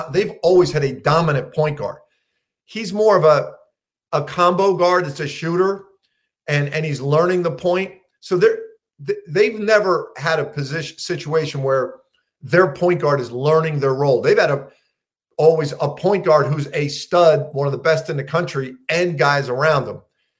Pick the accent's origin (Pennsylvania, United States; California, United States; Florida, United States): Pennsylvania, United States; Philadelphia; growing up in Philly, I love all the teams.